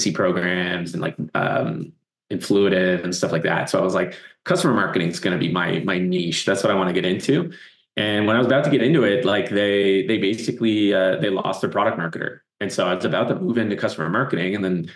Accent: East Coast, Canada; moved away; also born or lived in Toronto; I'm originally from the East Coast

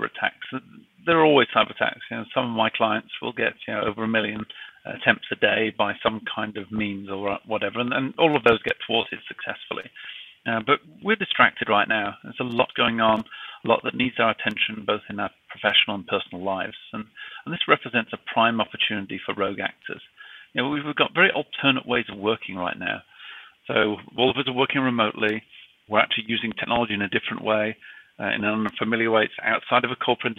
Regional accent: United Kingdom; accent: British; now in United States; despite my British accent, I'm actually based out of the United States

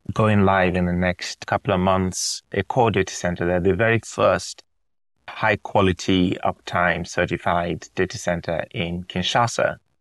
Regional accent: Nigeria; moved away; also born or lived in United Kingdom; I was born in Nigeria, Nigerian dad, British mom

